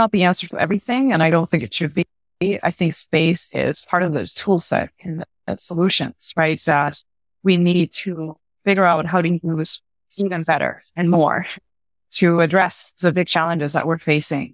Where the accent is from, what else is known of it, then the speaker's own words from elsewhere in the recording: Puerto Rico; I'm from Puerto Rico